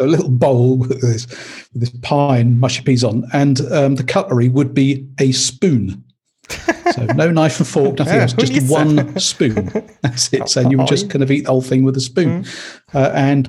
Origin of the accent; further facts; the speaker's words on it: Leeds, Yorkshire and the Humber, United Kingdom; also born or lived in Kent; So I was brought up in Leeds in Yorkshire.